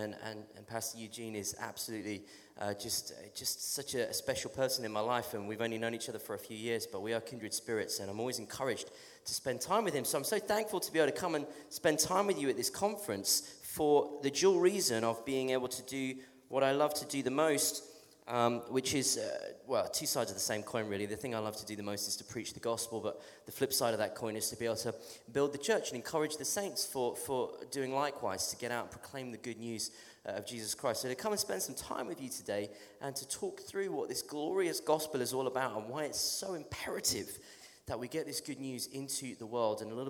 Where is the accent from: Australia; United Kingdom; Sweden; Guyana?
United Kingdom; England; accent: English; I'm from England, I have a strange accent.